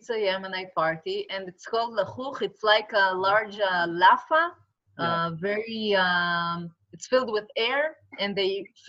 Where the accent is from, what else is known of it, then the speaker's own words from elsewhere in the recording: New York, United States; We're from New York.